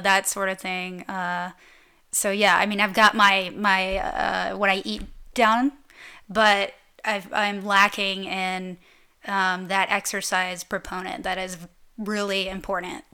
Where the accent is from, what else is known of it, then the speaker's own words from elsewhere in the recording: Atlanta, Georgia, United States; moved away as an adult; that's my hometown